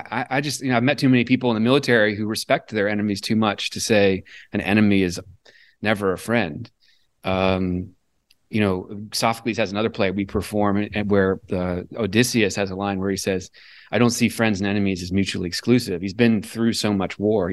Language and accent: English; Newport News, Virginia, United States; I came from Southeastern Virginia and the Hampton Roads area, mm-hmm. Newport News, Virginia.